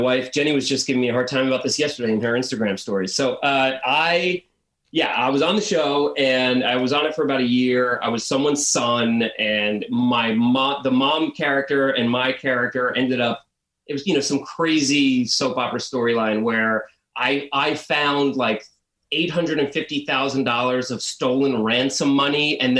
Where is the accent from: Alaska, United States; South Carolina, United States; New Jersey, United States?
New Jersey, United States; I'm from Jersey originally. Yeah.